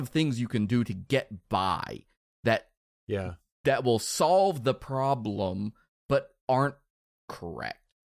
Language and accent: English; Netherlands; I'm from the Netherlands.